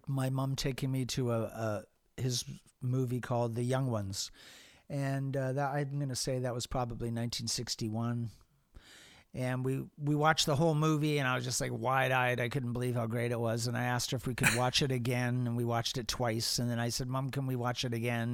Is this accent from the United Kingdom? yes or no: yes; England, United Kingdom; moved away; also born or lived in Hamilton, Canada / Toronto, Canada; I grew up in England